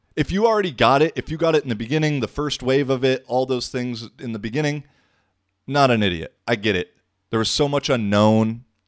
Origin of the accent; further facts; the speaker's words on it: United States; I come from the American perspective 'cause that's where I grew up mostly.